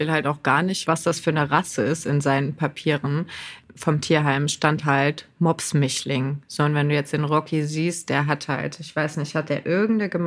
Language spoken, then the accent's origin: German; Lower Saxony, Germany; Bei uns in Niedersachsen sogar ganz krass.